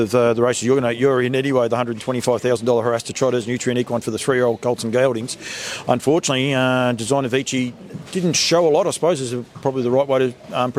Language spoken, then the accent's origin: English; Bendigo, Victoria, Australia; to have it here at Bendigo, my hometown